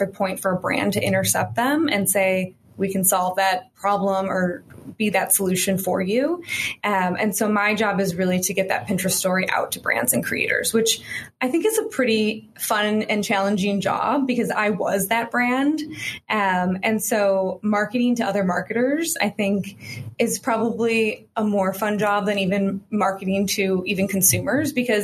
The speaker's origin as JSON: {"language": "English", "town": "Chicago", "region": "Illinois", "country": "United States", "also_born_or_lived": "San Francisco", "moved": "as an adult", "said": "I am from Chicago originally"}